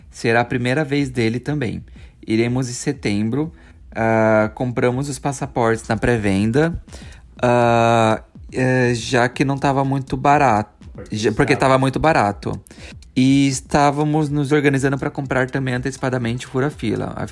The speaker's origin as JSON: {"language": "Portuguese", "town": "Recife", "region": "Pernambuco", "country": "Brazil", "said": "é, mas como sou de Recife, nunca tive a chance de ir até então."}